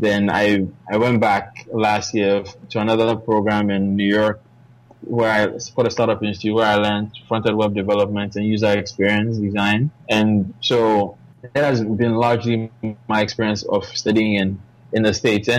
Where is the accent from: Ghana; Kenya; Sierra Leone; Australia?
Ghana; I'm from Ghana, and I'm a tech entrepreneur